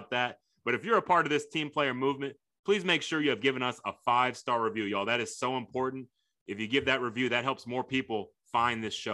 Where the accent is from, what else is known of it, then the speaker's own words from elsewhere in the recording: Sugar Land, Texas, United States; a correctional facility in Sugar Land where I grew up